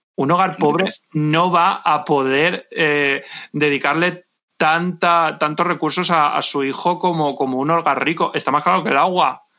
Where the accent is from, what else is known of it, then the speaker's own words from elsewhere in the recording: Valencian Community, Spain; yo no soy madrileña, yo soy valenciana